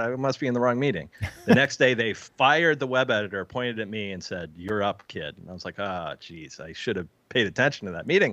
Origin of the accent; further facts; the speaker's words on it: Bristol, Connecticut, United States; I was born right in Bristol, Connecticut.